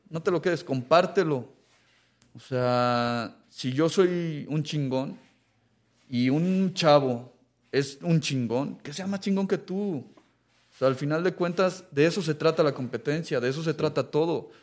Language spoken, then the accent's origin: Spanish; Mexico; yo soy mexicano